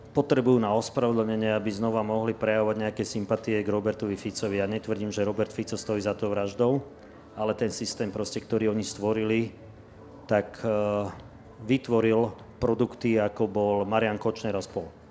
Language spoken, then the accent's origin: Slovak; Slovakia; aj my sme Slováci, ktorí tu sedíme